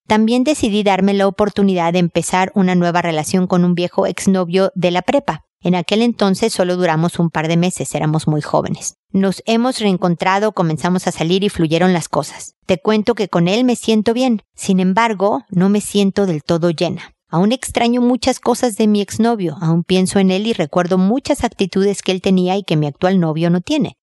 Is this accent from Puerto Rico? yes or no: no; Mexico; como decimos en México